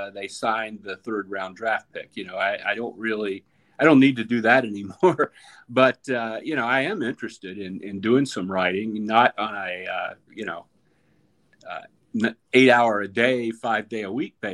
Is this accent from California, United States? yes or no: no; North Carolina, United States; moved away; I grew up in North Carolina.